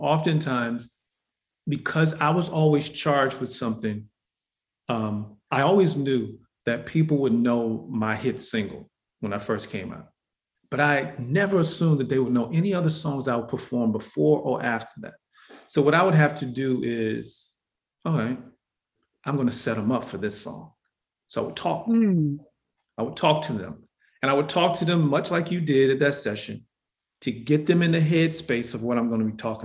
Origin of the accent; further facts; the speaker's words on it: Detroit, Michigan, United States; I was born in Detroit, Michigan